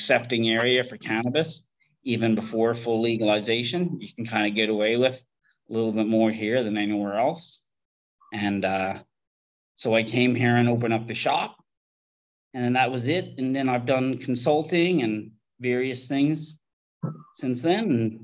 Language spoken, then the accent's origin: English; Canada; moved away as an adult; now in Thailand; I'm from Canada, from a growing family